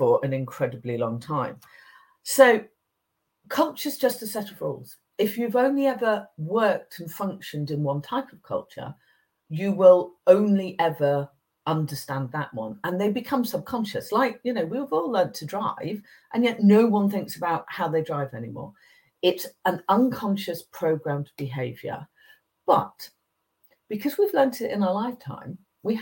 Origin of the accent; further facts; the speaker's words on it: England, United Kingdom; I grew up in England